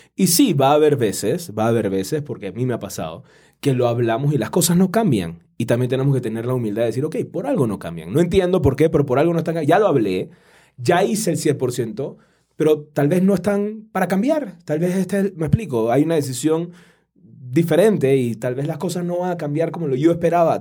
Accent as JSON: {"language": "Spanish", "country": "Panama", "said": "en mi país, en Panamá"}